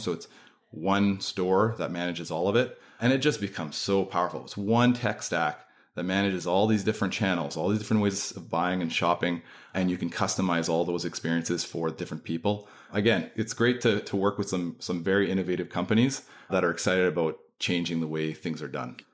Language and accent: English; Canada; accent: Canadian; also born or lived in Manitoba; So, yes, I am Canadian.